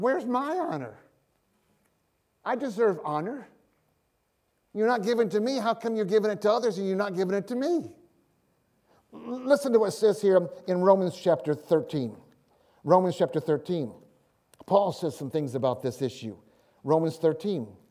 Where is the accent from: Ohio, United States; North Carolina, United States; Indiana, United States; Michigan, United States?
Michigan, United States; moved away as an adult; also born or lived in Tulsa; I'm from Michigan.